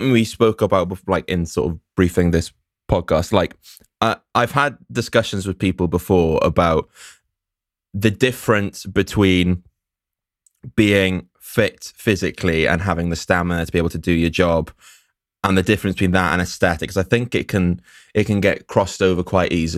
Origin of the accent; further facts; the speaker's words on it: Llanelli, Wales, United Kingdom; now in Cardiff, United Kingdom; Coming from Llanelli